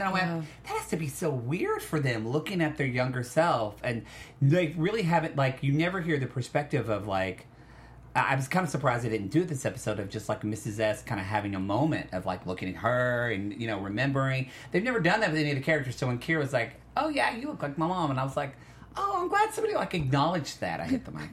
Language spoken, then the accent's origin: English; Oklahoma, United States; I am from Oklahoma